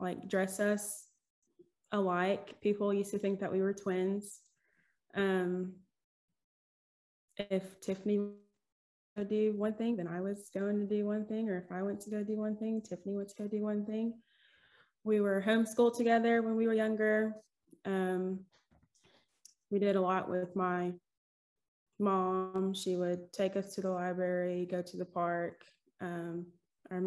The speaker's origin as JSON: {"language": "English", "town": "Smyrna", "region": "Tennessee", "country": "United States", "tie": "born or raised there", "also_born_or_lived": "Atlanta, Georgia", "said": "I was born in Atlanta, Georgia, and grew up here in Smyrna, Tennessee"}